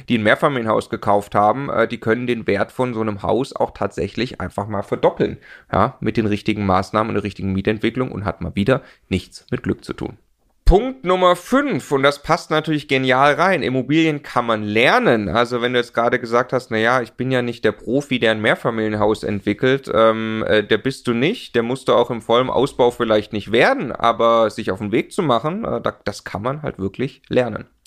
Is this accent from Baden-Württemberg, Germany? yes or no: yes; Stuttgart, Baden-Württemberg, Germany; also ich komme aus Stuttgart, da kauft man die Daimler-Aktie, ja.